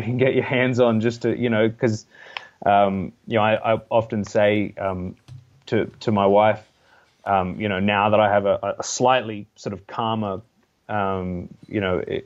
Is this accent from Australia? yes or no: yes; Blue Mountains, New South Wales, Australia; also born or lived in Melbourne, Australia; I grew up in the lower Blue Mountains, which is only about an hour from Sydney